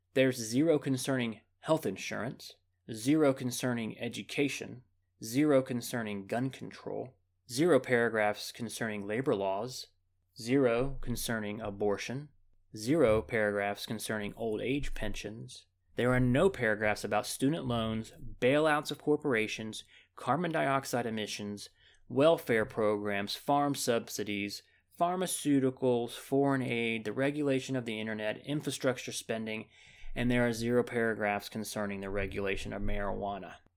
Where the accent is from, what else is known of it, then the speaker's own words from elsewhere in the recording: United States; As an American